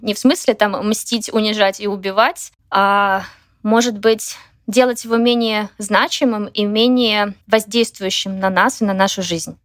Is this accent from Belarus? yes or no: yes; Belarus; moved away as an adult; also born or lived in Minsk; я не жила в России никогда, жила в Беларуси